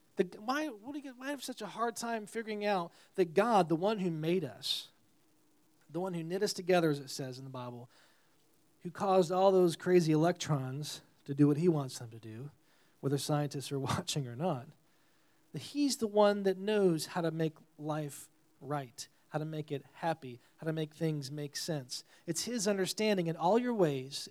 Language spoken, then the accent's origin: English; New York, United States; moved away; I'm from New York originally